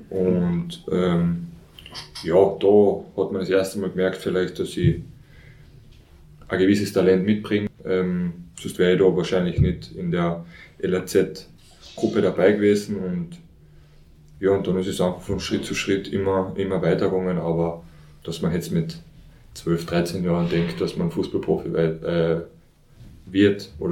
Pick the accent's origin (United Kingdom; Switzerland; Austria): Austria; Carinthia; ich bin in Oberkärnten aufgewachsen